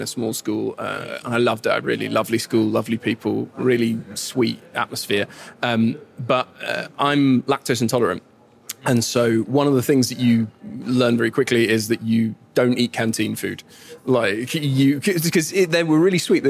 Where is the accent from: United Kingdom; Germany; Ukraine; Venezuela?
United Kingdom; moved away as an adult; now in Luxembourg; I am still inescapably British, you know? I mean, with a voice like this